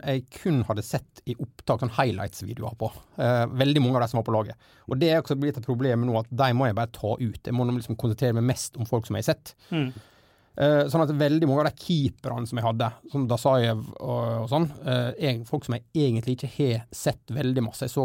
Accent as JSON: {"language": "Norwegian", "town": "Gjersbakkane", "region": "Møre og Romsdal", "country": "Norway", "said": "Jeg er fra, jeg er fra Gjersbakkane"}